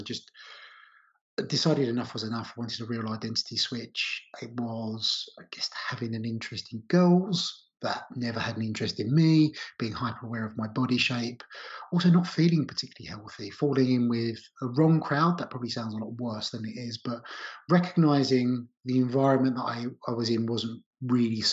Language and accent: English; Essex, East of England, United Kingdom; I grew up in Essex on the outskirts of London.